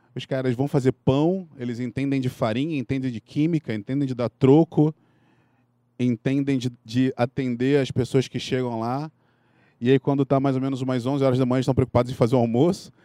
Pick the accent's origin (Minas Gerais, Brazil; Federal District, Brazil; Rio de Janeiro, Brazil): Rio de Janeiro, Brazil; accent: carioca; moved away as an adult; now in São Paulo, Brazil; eu sou carioca, vocês podem notar pelo meu sotaque